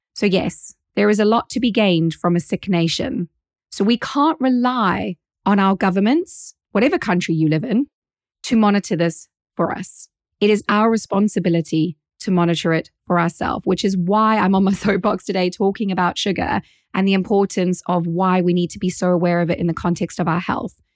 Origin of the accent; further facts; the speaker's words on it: South Africa; now in United Kingdom; as a South African.